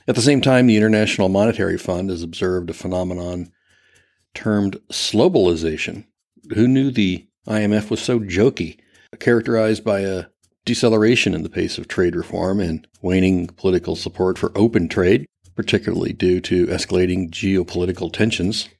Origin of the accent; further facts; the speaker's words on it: Ohio, United States; I grew up in Ohio